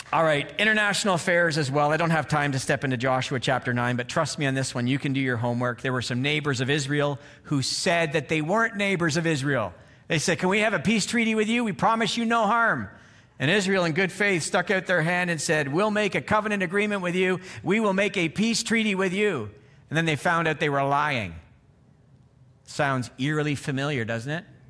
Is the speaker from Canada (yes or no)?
yes; Canada; moved away; I'm from Canada